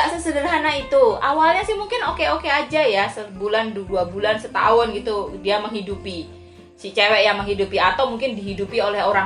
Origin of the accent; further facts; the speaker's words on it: Java, Indonesia; karena kebetulan aku orang Jawa ya makanya kalau di Jawa tuh ada bibit bobot bebet